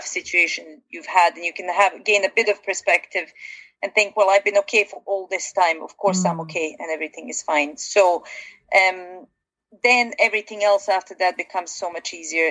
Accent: Bosnia & Herzegovina; moved away; I come originally from Bosnia, and living through kind of a war situation

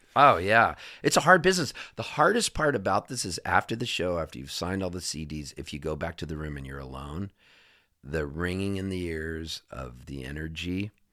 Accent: Southern California, United States; also born or lived in Halifax, Canada; I'm a Californian, you know, for all intents and purposes, I have a Canadian passport, but I was raised in Southern California

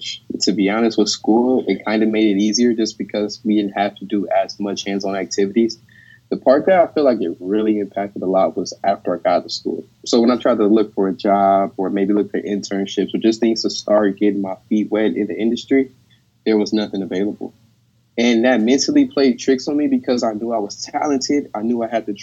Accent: Carson, California, United States; I'm from Carson, California.

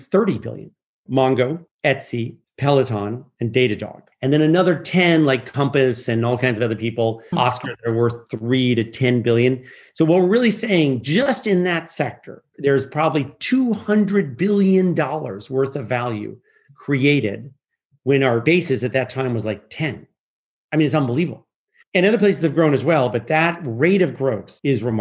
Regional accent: Geneva, Switzerland; I grew up in Geneva

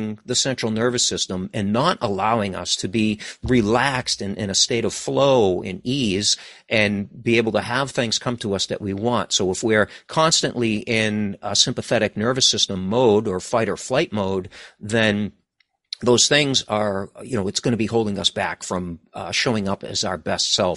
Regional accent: East Coast of the United States, United States; also born or lived in New England; I'm from the East Coast of United States. So I live in New England

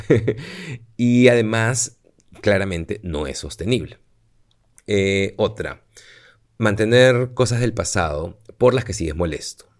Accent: Peru; now in Madrid, Spain; yo soy de aquí, soy de Perú

